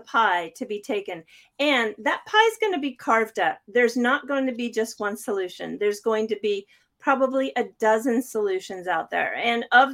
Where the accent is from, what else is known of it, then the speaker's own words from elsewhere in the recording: United States; moved away as an adult; I am still an American citizen. I just happen to live out of the country. Yeah, I've been out of the U.S. For a little over 20 years